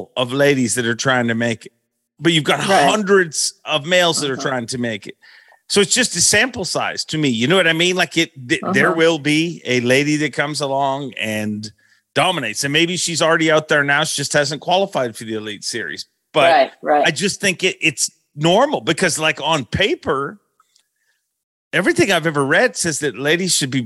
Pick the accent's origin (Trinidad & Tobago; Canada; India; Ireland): Canada; when I grew up, I'd always heard, like, you don't want to tell them you're Canadian